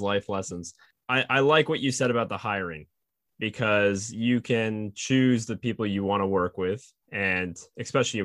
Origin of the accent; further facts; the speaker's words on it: Maine, United States; moved away; growing up in Maine